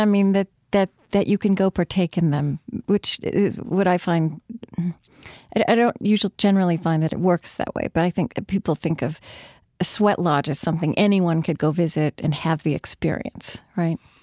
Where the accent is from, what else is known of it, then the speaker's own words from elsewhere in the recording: Shawnee, Oklahoma, United States; moved away; I grew up in a place called Shawnee in Pottawatomie County